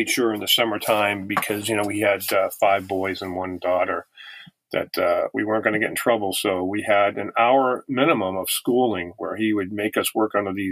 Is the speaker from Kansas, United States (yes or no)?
no; Massachusetts, United States; also born or lived in Italy / Germany; we grew up in Massachusetts um where uh I'm a, an army brat. My dad was in the military for 22 years and uh so we uh, lived near Fort Devens in Massachusetts for a while.